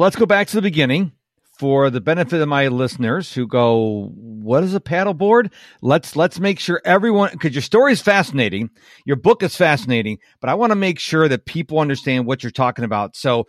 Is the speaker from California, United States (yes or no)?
no; Rochester, New York, United States; now in Houston, United States; I live in Houston, Texas now, but I remember Rochester. I remember Lake Ontario.